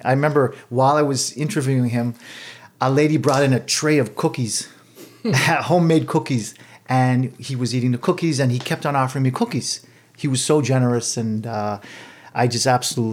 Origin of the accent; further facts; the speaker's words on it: Montreal, Quebec, Canada; moved away as an adult; also born or lived in California / Los Angeles; now in Toronto, Canada; I was born and raised in Montreal.